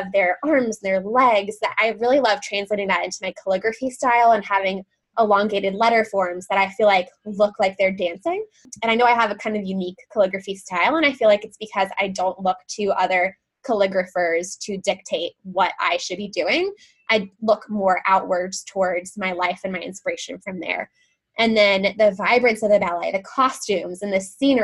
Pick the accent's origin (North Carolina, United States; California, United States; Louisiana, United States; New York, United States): North Carolina, United States; the South; also born or lived in Nashville, Tennessee; now in Knoxville, United States; my life growing up in the South